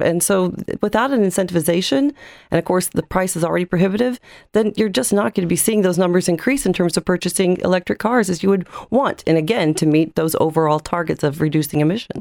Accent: United States; now in Ireland; as an American

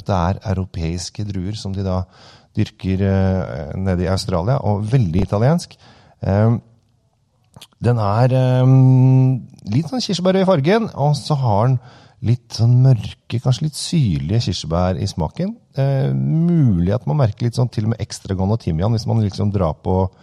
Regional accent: Norway; oss her hjemme i Norge

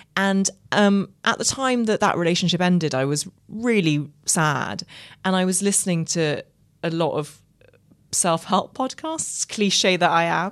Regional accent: Ireland; I grew up in Ireland

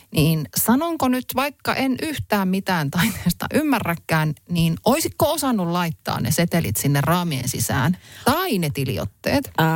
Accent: Helsinki, Uusimaa, Finland; now in Hämeenlinna, Finland; olen Helsingistä lähtöisin, nykyään asun kyllä Hämeenlinnassa, mutta en ole niin kuin vanhassa kotikaupungissanikaan käynyt

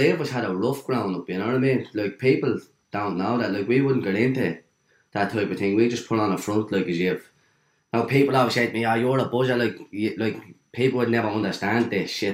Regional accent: Dublin, Leinster, Ireland; also born or lived in Cabra, Dublin; Dawes Flats, Dawes Street, born and reared down there

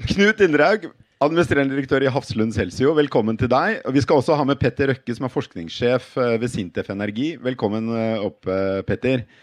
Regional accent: Oslo, Norway; Jeg vokste opp på Skøyen.

